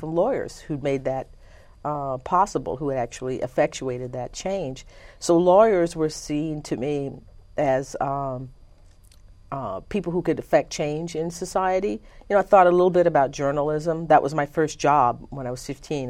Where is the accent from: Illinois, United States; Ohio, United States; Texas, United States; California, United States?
Texas, United States; Conroe; also born or lived in Livingston, Texas; I was born in Livingston, Texas, and when I was about six months old, my parents moved to Conroe, Texas